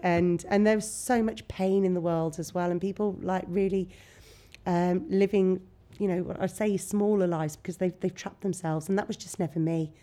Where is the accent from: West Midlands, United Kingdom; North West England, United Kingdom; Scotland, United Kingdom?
West Midlands, United Kingdom; Bromyard; moved away as an adult; also born or lived in Nottingham; now in Worcester, United Kingdom; come from a huge family in Bromyard. Right. Um, so I just went to school with my cousins